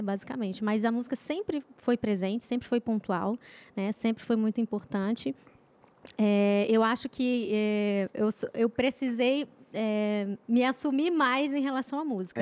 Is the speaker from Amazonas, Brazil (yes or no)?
yes; Manaus, Amazonas, Brazil; now in São José dos Campos, Brazil; Manaus, Amazonas